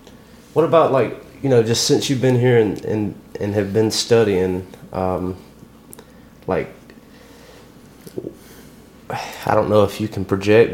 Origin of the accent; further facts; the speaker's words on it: Tuscaloosa, Alabama, United States; moved away as an adult; now in Starkville, United States; I grew up around Tuscaloosa